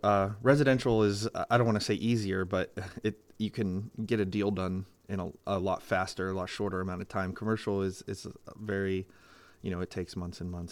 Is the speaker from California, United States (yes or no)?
no; Greenville, Pennsylvania, United States; I grew up on the Hadley side of Greenville because I had a Greenville address